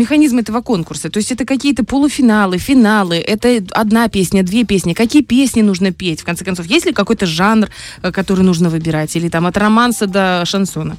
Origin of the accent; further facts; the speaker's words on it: Dnestrovsk, Transnistria, Moldova; Я из Днестровска.